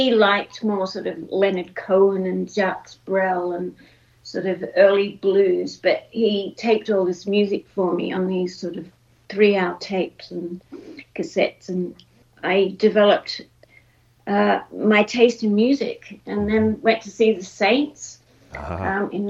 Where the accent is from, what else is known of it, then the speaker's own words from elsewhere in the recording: Brisbane, Queensland, Australia; also born or lived in Melbourne; I grew up in Brisbane, which is very different from Melbourne, very hot, and was more of a sort of big country town in those days.